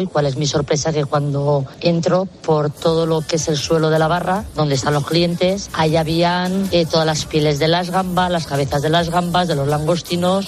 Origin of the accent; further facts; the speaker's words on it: Castellón de la Plana, Valencian Community, Spain; yo soy de Castellón